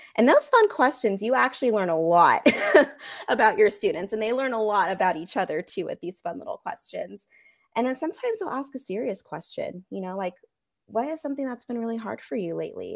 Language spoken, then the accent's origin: English; Monterey Bay area, California, United States; moved away as an adult; now in Austin, United States; originally, I'm from California, specifically the Monterey Bay area, so Central Coast